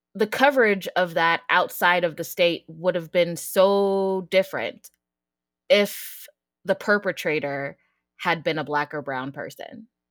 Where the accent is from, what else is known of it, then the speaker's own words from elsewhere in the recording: Denver, Colorado, United States; moved away as an adult; also born or lived in Pittsburgh / Texas; now in Virginia, United States; I'm from Colorado, from Denver